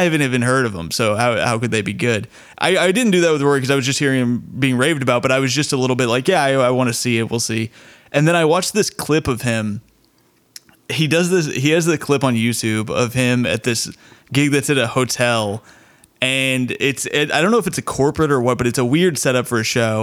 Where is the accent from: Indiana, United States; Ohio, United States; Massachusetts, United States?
Indiana, United States; Bloomington; my hometown in Bloomington